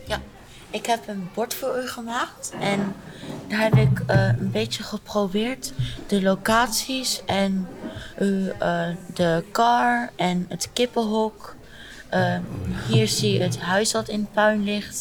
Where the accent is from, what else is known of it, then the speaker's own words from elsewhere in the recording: Arnhem, Gelderland, Netherlands; ik kom uit Arnhem